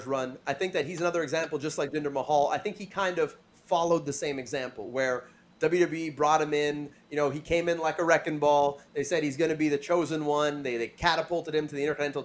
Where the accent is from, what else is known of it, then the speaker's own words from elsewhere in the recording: Canada; as a Canadian